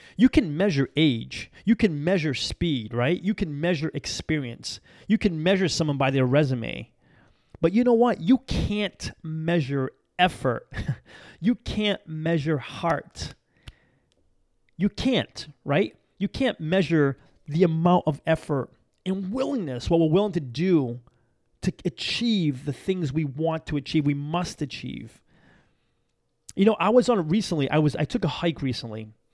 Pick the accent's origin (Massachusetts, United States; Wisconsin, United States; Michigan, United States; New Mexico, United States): Massachusetts, United States; moved away; I'm from back there. I'm from Massachusetts.